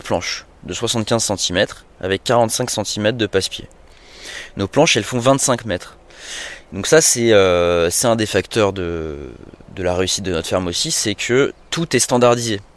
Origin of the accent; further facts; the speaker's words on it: Paris, Île-de-France, France; moved away as an adult; also born or lived in New York / Montreal; je suis à, la base, je suis parisien